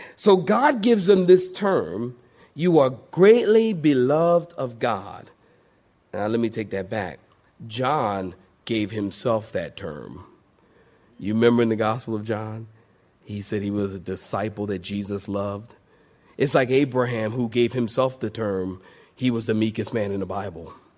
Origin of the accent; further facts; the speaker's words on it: Philadelphia, Pennsylvania, United States; Philadelphia, my hometown, the city of brotherly love